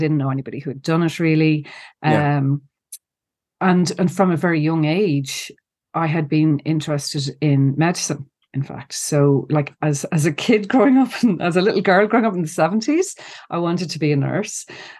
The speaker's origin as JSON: {"language": "English", "region": "Ulster", "country": "Ireland", "said": "So I'm from Cavan originally. You might not know that by the accent, but a lot of Cavan people would have gone to Galway to college."}